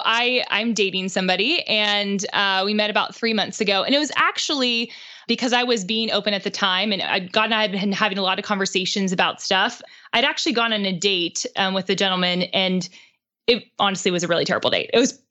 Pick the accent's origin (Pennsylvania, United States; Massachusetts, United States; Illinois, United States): Pennsylvania, United States; Pittsburgh; now in Nashville, United States; he's from Pittsburgh, which is where I'm from